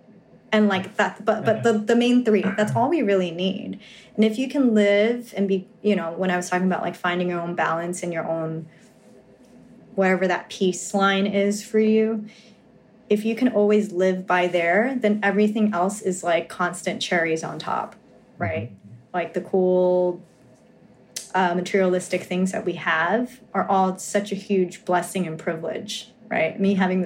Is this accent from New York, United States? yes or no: yes; New York, United States; I'm from New York